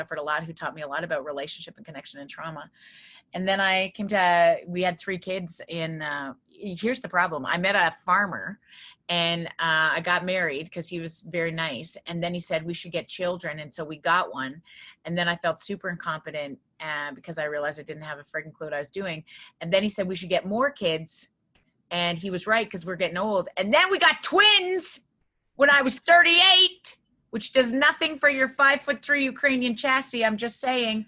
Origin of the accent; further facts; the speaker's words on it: Viking, Alberta, Canada; moved away as an adult; also born or lived in Regina, Saskatchewan; I grew up in this small town in Viking